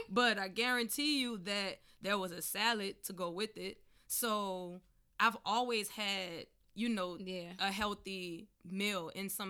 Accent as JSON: {"language": "English", "region": "Southern United States", "country": "United States", "tie": "born or raised there", "said": "growing up in the South, we eat everything."}